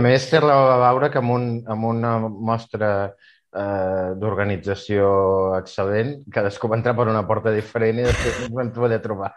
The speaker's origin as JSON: {"language": "Catalan", "region": "Catalonia", "country": "Spain", "said": "com a català"}